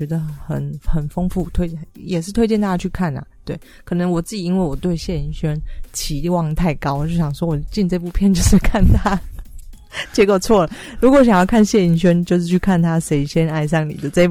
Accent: Taiwan; 对，所以我台湾人看了应该会蛮有感觉的

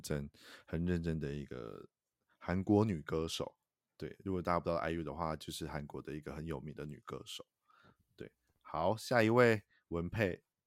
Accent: Taichung, Taiwan; 身为台中人我也吓到

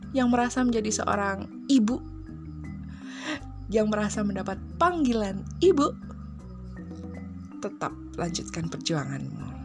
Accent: Java, Indonesia; apalagi aku nih orang-orang Jawa gitu kan aku orang Jawa uh, Jawa Tulen gitu

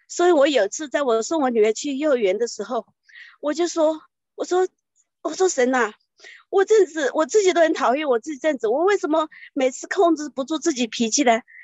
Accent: China; moved away as an adult; now in Taiwan; 我是，就是从大陆远嫁来台湾的

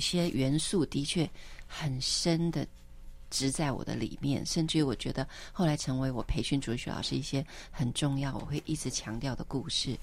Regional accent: Taipei, Taiwan; moved away as an adult; also born or lived in United States; 可是回到台北，我就嗯。一定会去教会

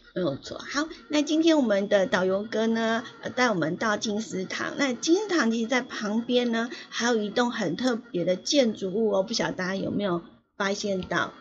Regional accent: Yilan County, Taiwan; 有一个县市就是我的故乡宜兰

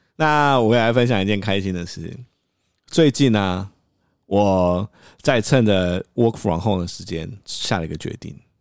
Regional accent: Taiwan; 他知道我是台湾人啊

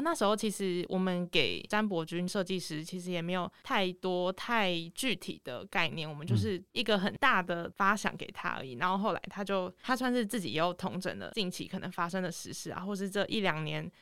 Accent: Tainan, Taiwan; 那时候我在台南读书，因为我本身是台南人

